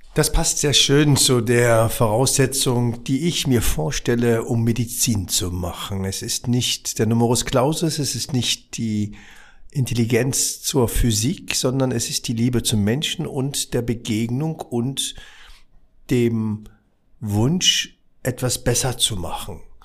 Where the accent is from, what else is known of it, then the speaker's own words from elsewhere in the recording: Berlin, Germany; Ich bin ja im Wedding aufgewachsen